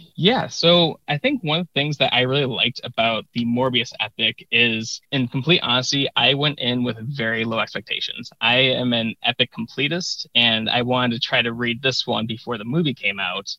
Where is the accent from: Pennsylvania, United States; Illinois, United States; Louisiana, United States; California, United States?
Illinois, United States; Chicago; I am from the Chicago area